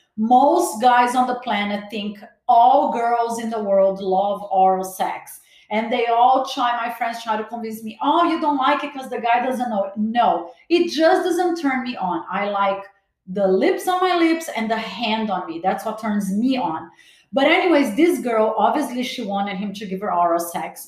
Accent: Brazil; also born or lived in Los Angeles, United States; now in Miami, United States; As much as I was born in Brazil, every time I step in LA, I feel like I'm home.

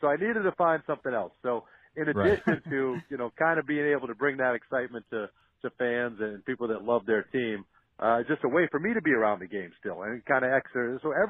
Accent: Woburn, Massachusetts, United States; also born or lived in upstate New York; He's from the same town that I was from Woburn, Massachusetts, and so I grew up listening to him on the radio.

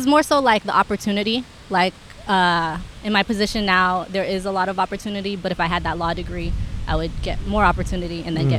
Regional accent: Houston, Texas, United States; now in Los Angeles, United States; I'm actually from Houston.

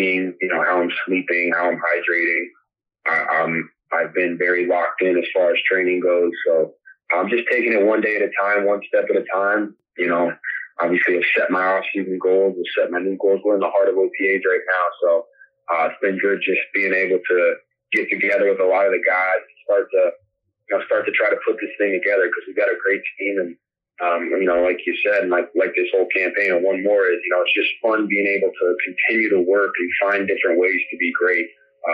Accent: Denver, Colorado, United States; now in Carolina, United States; that's my hometown, so I know everybody in Denver

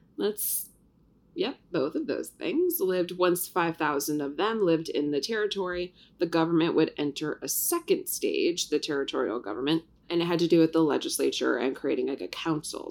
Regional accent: Ohio, United States; now in New York, United States; I grew up in Ohio

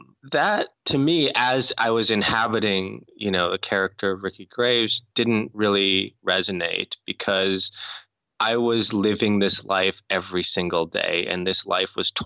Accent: North Dakota, United States; I grew up in North Dakota

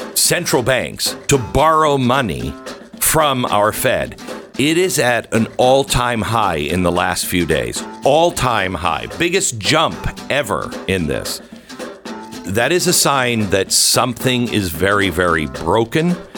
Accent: Pacific Northwest, United States; I grew up in the Pacific Northwest.

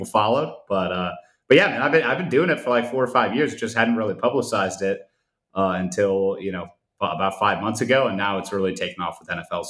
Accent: Cleveland, Ohio, United States; That's the Ohio flag behind me. I'm from Cleveland. So I grew up a Cavs fan

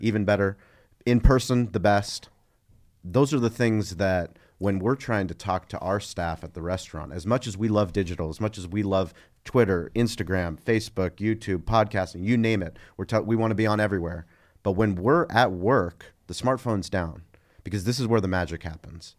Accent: San Diego, California, United States; I grew up in La Jolla

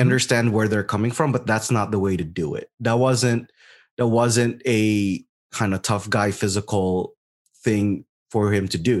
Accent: Las Vegas, Nevada, United States; I am from Las Vegas

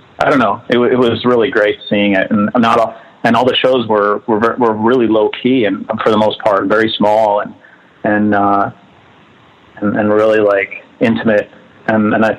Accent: Northfield, Minnesota, United States; also born or lived in Southern California; I was born in southern Minnesota in a town called Northfield. We lived in the country

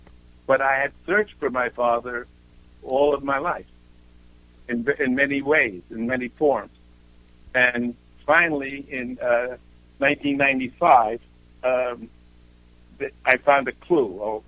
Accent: Bronx, New York, United States; also born or lived in Europe; For me, it was growing up in Europe for the years that I was there, and what a wonderful experience it was to get out of the Bronx and then to thrive based on that when I came back to the United States.

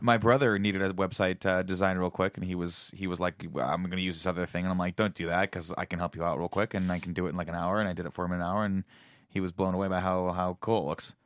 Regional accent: Riverside, California, United States; I grew up in Riverside, California, which is a very small town in Southern

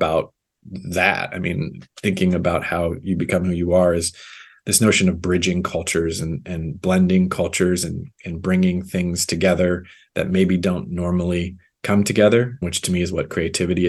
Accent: Omaha, Nebraska, United States; I grew up in Omaha, right in the center of the country.

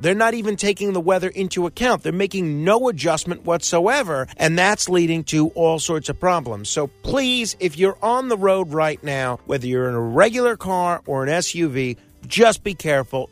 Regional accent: New York City, New York, United States; my hometown in Staten Island

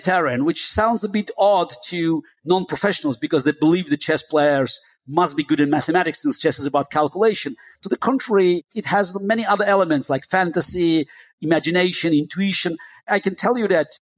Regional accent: Baku, Azerbaijan; first language Russian; English is a second language; moved away; also born or lived in Moscow, Russia; I grew up in Baku, which was a multicultural city. You may call it the southern outpost of Russian Empire. So that's why my native tongue was Russian.

